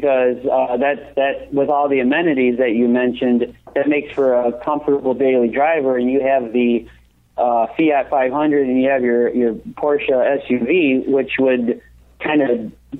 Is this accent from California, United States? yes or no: no; Detroit, Michigan, United States; And I'm from Detroit.